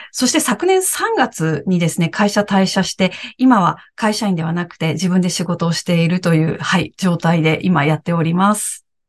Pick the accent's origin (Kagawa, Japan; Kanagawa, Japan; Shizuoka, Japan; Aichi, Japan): Aichi, Japan; moved away as an adult; also born or lived in Morioka, Iwate / Tokyo; 私は愛知県出身で、今もですね、名古屋に住んでいます。